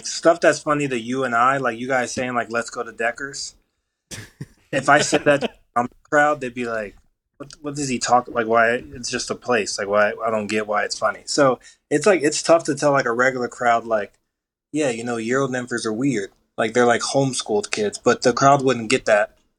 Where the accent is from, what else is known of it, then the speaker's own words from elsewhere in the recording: Colorado, United States; I was born and raised in Colorado.